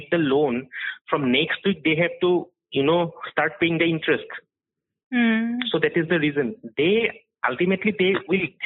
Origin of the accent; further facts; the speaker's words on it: Guwahati, Assam, India; I am from Guwahati. I've been a journalist out here reporting for, for the past almost 12 years.